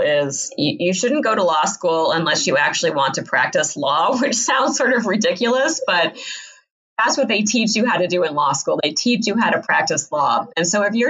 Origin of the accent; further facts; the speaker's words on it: Iowa, United States; when I was growing up in Iowa